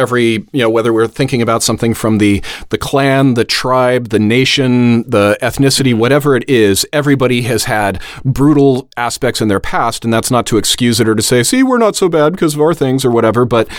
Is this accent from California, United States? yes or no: yes; California, United States; just because I'm a Californian, so I know a little more about the history.